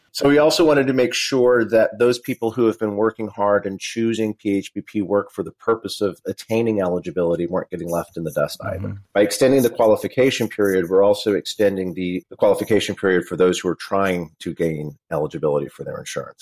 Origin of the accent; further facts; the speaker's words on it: Simi Valley, California, United States; also born or lived in New York; now in Los Angeles, United States; I grew up in Simi Valley, California